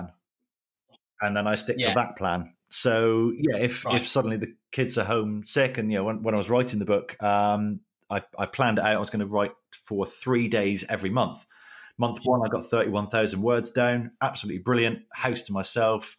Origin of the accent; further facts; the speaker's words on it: Plymouth, South West England, United Kingdom; So I'm from Plymouth.